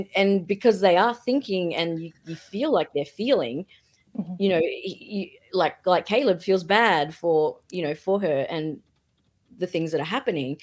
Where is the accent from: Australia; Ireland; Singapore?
Australia; I'm Australian, so I say everything in a bizarre way